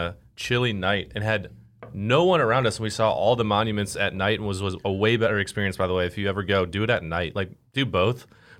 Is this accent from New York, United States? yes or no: no; Chicago, Illinois, United States; I guess since I grew up in Chicago, I'm used to big city.